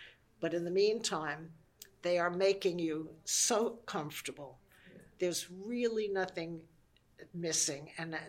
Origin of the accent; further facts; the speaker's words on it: New York City, New York, United States; also born or lived in Indiana / Nassau County; I was born and brought up in Brooklyn.